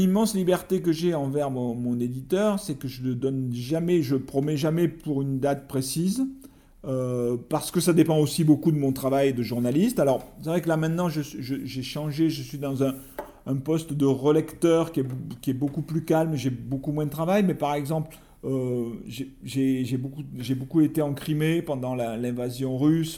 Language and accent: French; France; je suis écrivain, je viens de France